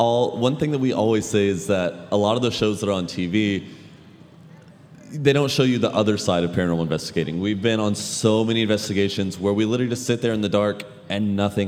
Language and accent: English; Seymour, Indiana, United States; So I grew up in Seymour.